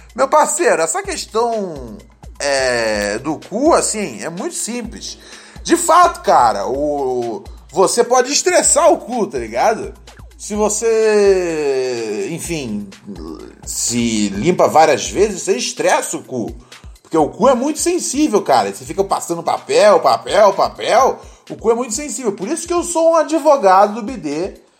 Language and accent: Portuguese; Brazil; Quem nunca foi criança brasileira, hein, meus amigos? Eu sei que eu fui.